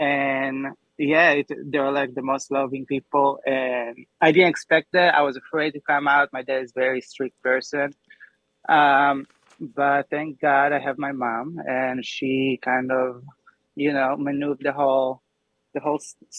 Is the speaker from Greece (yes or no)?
no; Israel; I had the perfect life. Like, two brothers, sister, best parents ever. Honestly, people don't know about Israel.